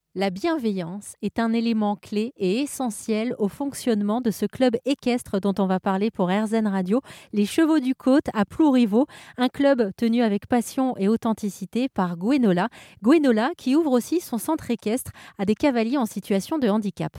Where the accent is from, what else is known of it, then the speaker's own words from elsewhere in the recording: Paris, Île-de-France, France; je suis parisienne